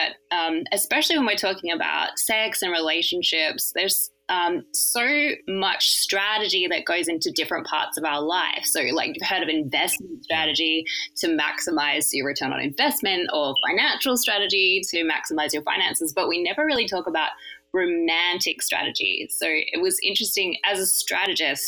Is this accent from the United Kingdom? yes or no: no; Australia; I grew up in Australia.